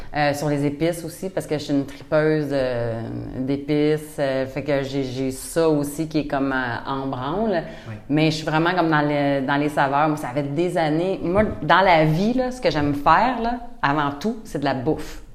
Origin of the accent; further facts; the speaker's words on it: Saint-Hyacinthe, Quebec, Canada; also born or lived in Montreal / Rosemère; now in Rougemont, Canada; à 11 ans, je suis déménagée à Saint-Hyacinthe, puis là, je suis encore dans les, euh, dans les environs